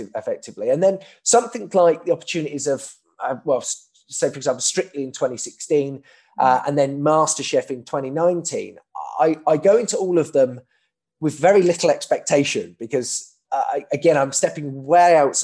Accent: Milton Keynes, South East England, United Kingdom; I'm from Bletchley in Milton Keynes

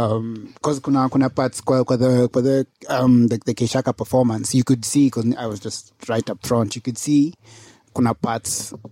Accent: Kenya; As a Kenyan artist, if you know, as a Kenyan mainstream artist

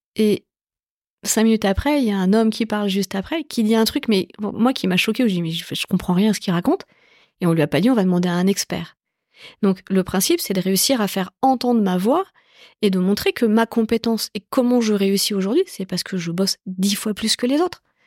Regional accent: Évry, Île-de-France, France; J'ai grandi dans la banlieue sud de Paris. J'ai grandi dans une cité qui s'appelle les Pyramides à Évry

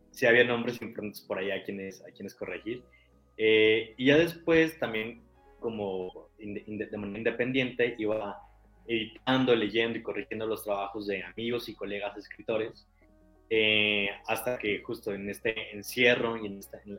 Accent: Aguascalientes, Mexico; now in Mexico City, Mexico; soy hidrocálido, pero ya llevo un rato viviendo en la Ciudad de México, entonces me considero chilango por adopción.

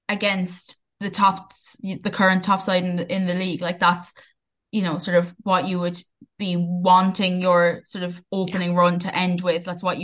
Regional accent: Wexford, Leinster, Ireland; I was from Wexford.

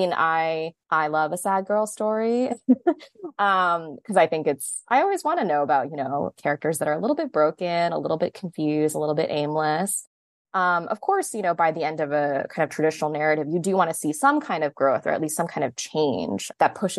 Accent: New Jersey, United States; moved away as an adult; also born or lived in Massachusetts; I am a New Jersey native

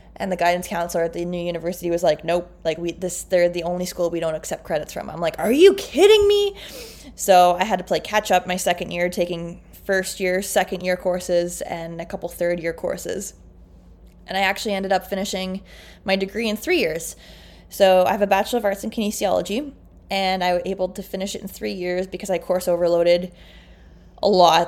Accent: Canada; I'm like can- Canadian

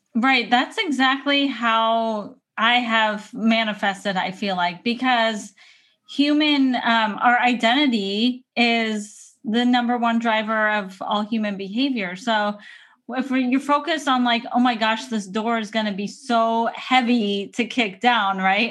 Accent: San Diego, California, United States; moved away as an adult; now in Portland, United States; you live in a place where I grew up for probably thirty years

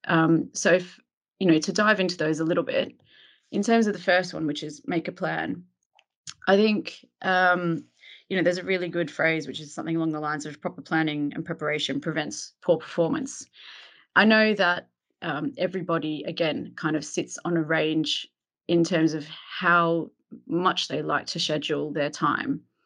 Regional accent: Melbourne, Victoria, Australia; moved away as an adult; now in London, United Kingdom; I'm originally from Melbourne, Australia. I grew up there and lived some of my early adult life there

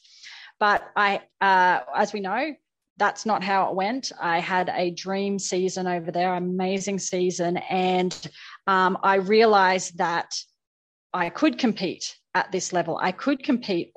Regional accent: Australia; I'm just an Aussie player

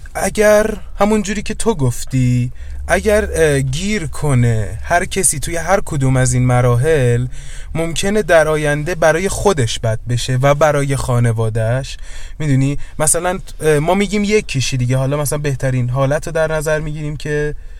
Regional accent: Iran; ما ایرانیم

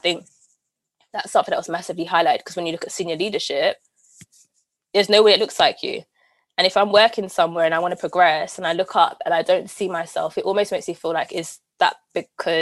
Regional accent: London, United Kingdom; Camden, the greatest borough in the world

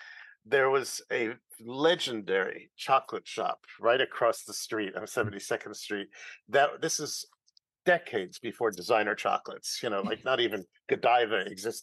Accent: New York City, New York, United States; I was born on the Upper West Side in Manhattan

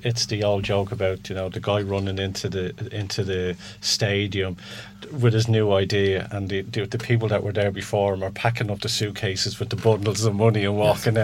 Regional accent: Ireland; being Irish as well

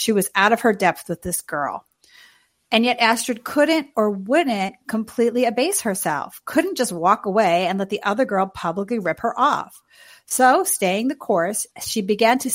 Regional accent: New York City, New York, United States; my hometown, Queens.

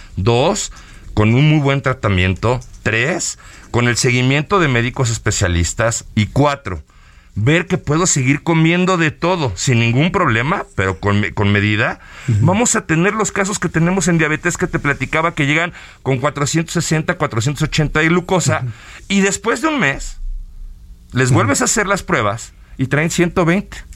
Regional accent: Mexico; nosotros como mexicanos, nuestra manera de comer

